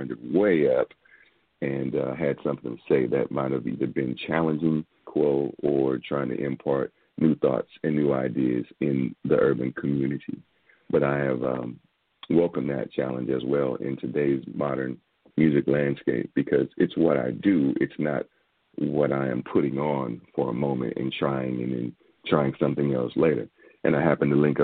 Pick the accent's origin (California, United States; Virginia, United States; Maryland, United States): California, United States; San Francisco; moved away as an adult; also born or lived in Atlanta; being that I was from San Francisco